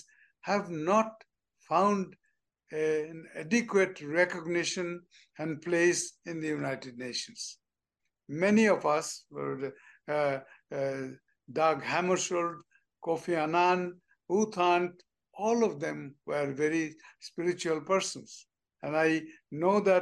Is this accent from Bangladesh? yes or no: yes; Bangladesh; moved away as an adult; from Bangladesh, just a greenhorn diplomat